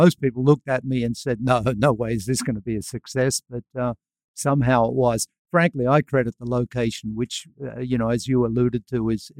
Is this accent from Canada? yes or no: no; Australia; now in United States; I'm actually from Australia.